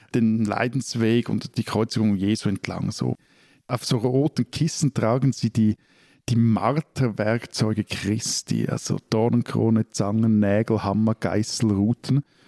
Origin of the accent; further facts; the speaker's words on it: Switzerland; ich als gebürtiger Seebub